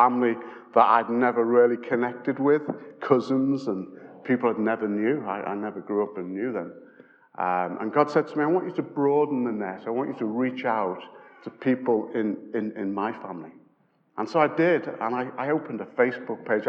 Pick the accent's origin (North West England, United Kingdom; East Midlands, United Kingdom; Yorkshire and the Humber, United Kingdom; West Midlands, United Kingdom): North West England, United Kingdom; Liverpool; we're from Liverpool